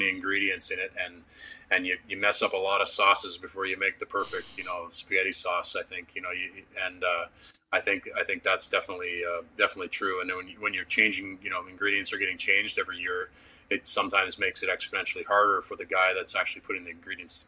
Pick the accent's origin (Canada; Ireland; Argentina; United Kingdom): Canada; for a Canadian kid